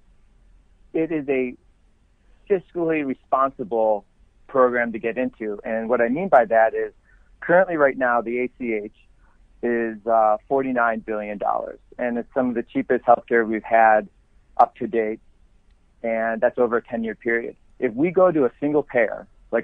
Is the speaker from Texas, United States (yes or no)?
no; Elma, New York, United States; born or raised there; moved away as an adult; also born or lived in Kenmore, New York / Florida / California